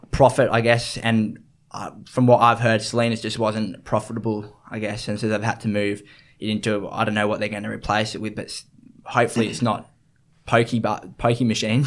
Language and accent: English; Sydney, New South Wales, Australia; growing up in the East and Suburbs, you just, you obviously got the beach right at your doorstep